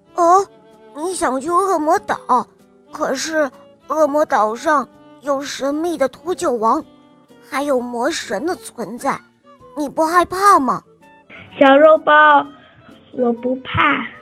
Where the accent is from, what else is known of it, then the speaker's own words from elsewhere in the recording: Ningde, Fujian, China; 我今年六岁了，我来自福建宁德